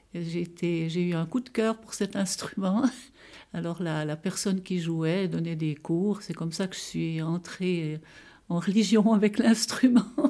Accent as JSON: {"language": "French", "town": "Broc", "region": "Fribourg", "country": "Switzerland", "tie": "born or raised there", "said": "je suis née à Bro, en Gruyère."}